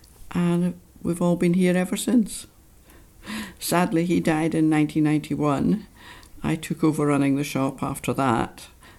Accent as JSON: {"language": "English", "town": "Dundee", "region": "Scotland", "country": "United Kingdom", "tie": "born or raised there", "also_born_or_lived": "St Andrews / Essex", "moved": "as an adult", "lives_now": "Tobermory, United Kingdom", "said": "I was born there, but I grew up in Dundee. And I lived there till I was 18."}